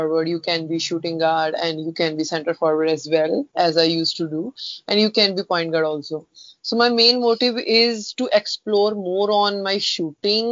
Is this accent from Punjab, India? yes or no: yes; Punjab, India; moved away as an adult; Yeah, I'm in Punjab. So now I'm staying at my hometown.